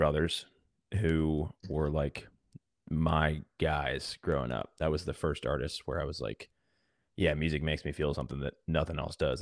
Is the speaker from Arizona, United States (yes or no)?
no; Virginia Beach, Virginia, United States; moved away as an adult; now in Nashville, United States; I grew up in Virginia Beach on the coast and was a beach kid growing up, surfed all the time